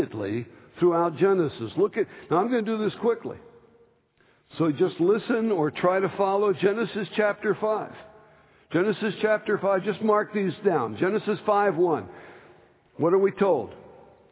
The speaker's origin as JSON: {"language": "English", "region": "New Jersey", "country": "United States", "tie": "born or raised there", "said": "I grew up in New Jersey eating grits"}